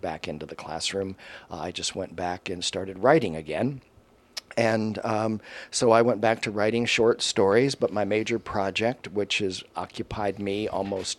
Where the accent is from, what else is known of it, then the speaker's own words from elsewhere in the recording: Miami, Florida, United States; also born or lived in Polk County, Florida; I grew up in Miami till the end of to seventh grade